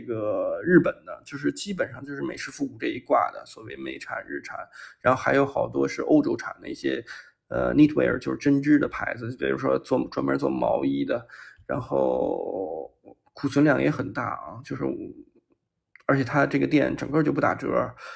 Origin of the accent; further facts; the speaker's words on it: China; 先问你是哪儿的人，然后听你是中国来的